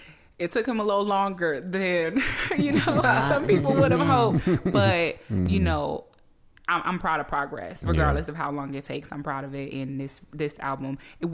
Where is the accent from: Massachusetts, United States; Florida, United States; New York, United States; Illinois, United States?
New York, United States; Harlem; So growing up in Harlem, you see this dude on a stoop